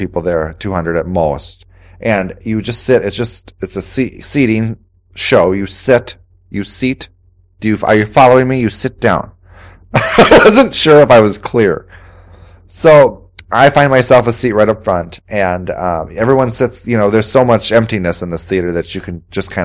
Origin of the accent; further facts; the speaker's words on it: Wausau, Wisconsin, United States; moved away as an adult; also born or lived in Appleton, Wisconsin; I'm originally from Wausau. I graduated from the area high school